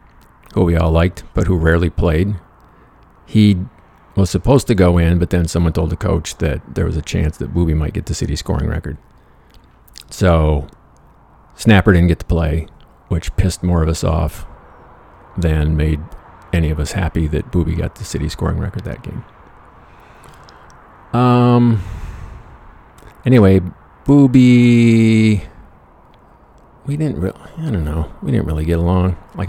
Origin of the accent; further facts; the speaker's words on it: Michigan, United States; scholarship to Central Michigan, basketball scholarship, the Chippewas, a little tiny school just north of my hometown, which was nowhere as far as shit to do.